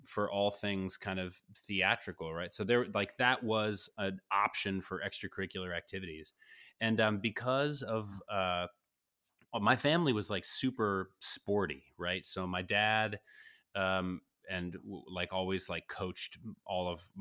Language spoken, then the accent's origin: English; Greensboro, North Carolina, United States; I grew up in Greensboro, North Carolina.